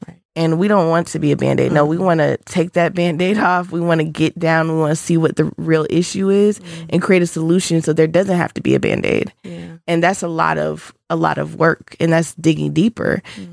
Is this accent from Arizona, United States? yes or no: no; Augusta, Georgia, United States; I'm from Augusta, Georgia, so a Georgia native.